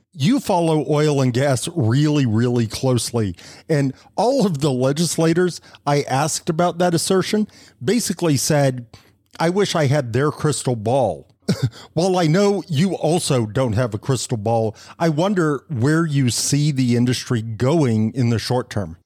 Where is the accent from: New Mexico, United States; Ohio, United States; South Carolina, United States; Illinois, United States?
New Mexico, United States; Fort Sumner; moved away; I grew up uh, in Fort Sumner